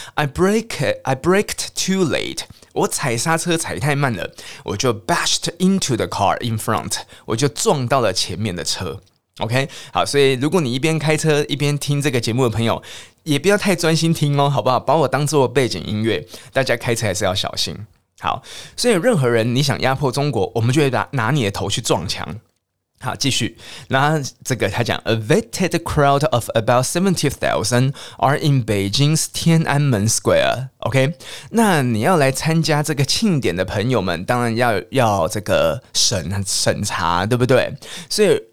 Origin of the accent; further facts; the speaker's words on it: Taiwan; 虽然我们台湾人是没有想要征服中国啦